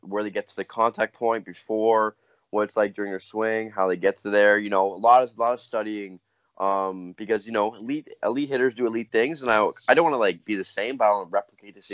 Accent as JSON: {"language": "English", "country": "Canada", "said": "we're Canadian"}